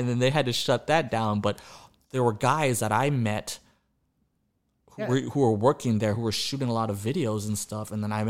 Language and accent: English; Austin, Texas, United States; I've been here since elementary school.